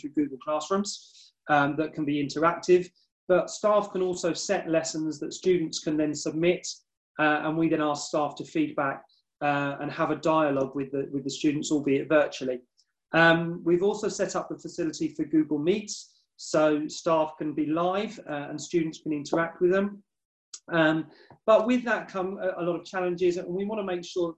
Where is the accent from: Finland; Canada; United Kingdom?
United Kingdom; Dickleburgh, East of England; I'm actually from South Norfolk. I grew up in Dickleborough. My mum and dad still live there.